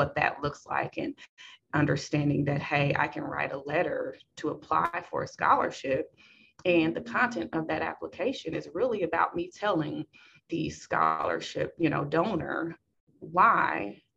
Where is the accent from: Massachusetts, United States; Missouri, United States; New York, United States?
Missouri, United States; Kansas City; I grew up in Kansas City, born and raised